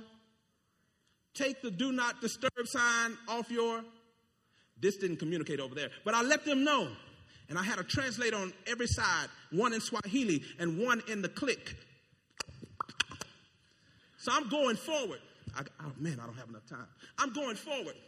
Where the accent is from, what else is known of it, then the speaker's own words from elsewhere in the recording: United States; I'm American.